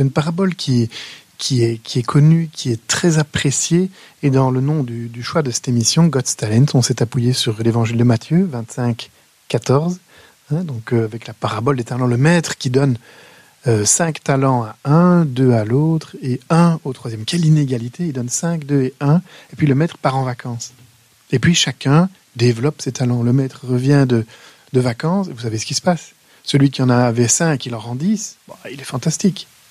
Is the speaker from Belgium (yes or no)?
yes; Wallonia, Belgium; chez nous, en Wallonie